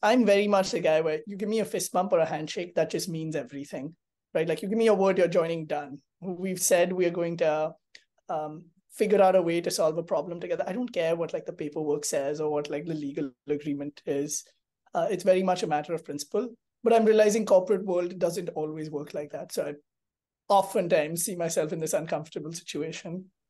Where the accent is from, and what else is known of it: India